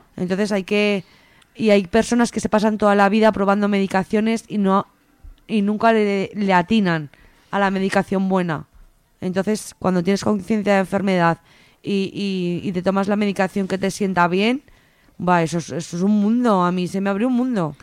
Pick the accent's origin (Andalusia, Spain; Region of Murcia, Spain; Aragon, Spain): Aragon, Spain; Teruel; moved away as an adult; now in Zaragoza, Spain; yo, vivía en Teruel, eh, yo soy de Teruel y me vine a estudiar aquí a Zaragoza